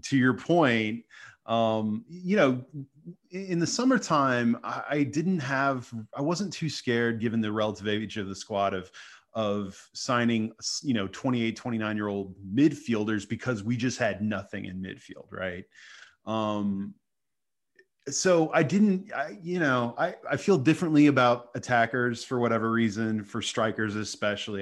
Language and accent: English; Dallas, Texas, United States; I grew up in Dallas